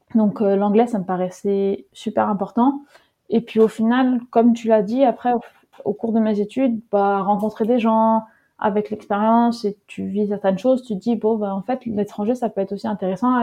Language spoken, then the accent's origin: French; Netherlands; moved away as an adult; also born or lived in Groningen, Netherlands / Lyon, France; je suis née aux Pays-Bas